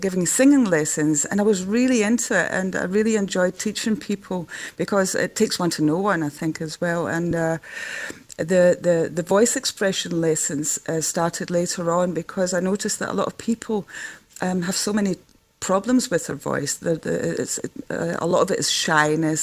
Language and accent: English; Netherlands; accent: Scottish; also born or lived in Glasgow, Scotland; my parents emigrated when I was 4. So I basically grew up in Holland